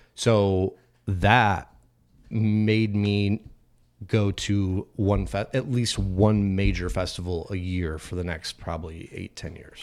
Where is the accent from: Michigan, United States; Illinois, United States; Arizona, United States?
Arizona, United States; Phoenix; I grew up in Phoenix